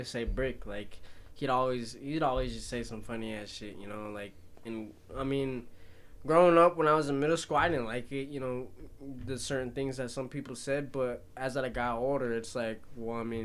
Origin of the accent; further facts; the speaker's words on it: Arvada, Colorado, United States; I came from Orvado was a pretty white area growing up until, like, junior year